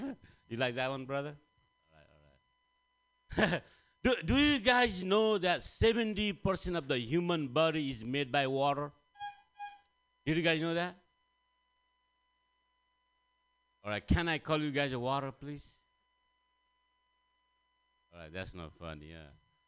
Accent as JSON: {"language": "English", "country": "Nepal", "second_language": "English", "said": "guys. I'm from Nepal. Thank you. I'm here to learn some American English."}